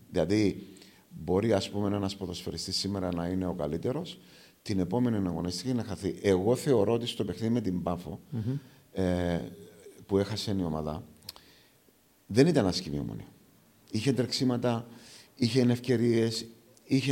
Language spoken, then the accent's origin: Greek; Aradippou, Larnaca District, Cyprus; το πατρικό μου το σπίτι είναι ακριβώ έξω από το κοινοτικό γήπεδο τη Αραδίπου. Γεννήθηκα στην Αραδίπου.